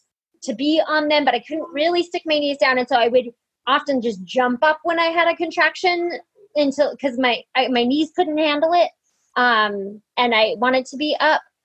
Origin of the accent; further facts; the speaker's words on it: Montana, United States; I grew up in Montana